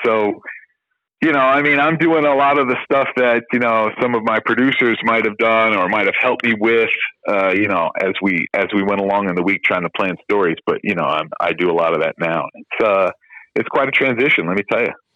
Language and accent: English; New York, United States; moved away as an adult; also born or lived in Miami; I was from New York